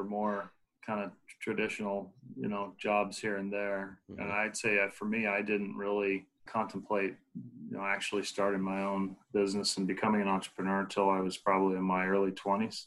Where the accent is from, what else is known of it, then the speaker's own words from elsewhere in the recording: Southern California, United States; moved away as an adult; now in Portland, United States; I grew up in, you know, Southern Cal